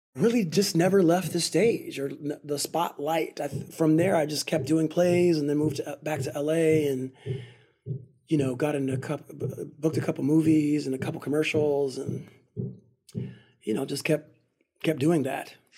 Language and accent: English; Altadena, California, United States; also born or lived in Pasadena, United States / Berkeley, United States; grew up in Altadena and Pasadena